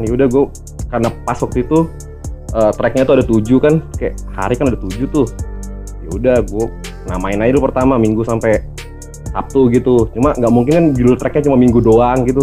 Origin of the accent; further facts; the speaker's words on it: Kalimantan, Indonesia; now in Sleman, Indonesia; saya gedenya di Kalimantan. Em, sekarang domisili di Jogja